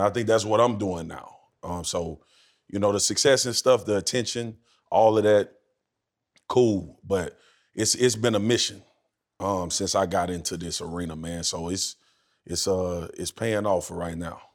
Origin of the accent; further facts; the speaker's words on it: Baton Rouge, Louisiana, United States; growing up where I grew up in Louisiana